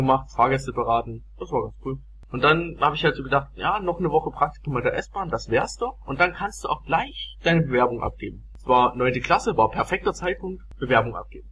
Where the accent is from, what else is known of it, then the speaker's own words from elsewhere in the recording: Saxony, Germany; now in Chemnitz, Germany; bei uns in Sachsen